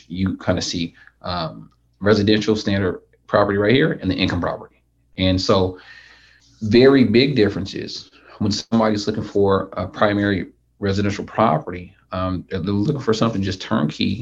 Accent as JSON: {"language": "English", "town": "Sacramento", "region": "California", "country": "United States", "said": "I originally from Sacramento"}